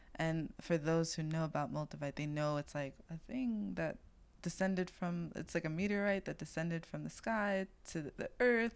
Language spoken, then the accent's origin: English; New York City, New York, United States; I'm from East New York and I'm a floral designer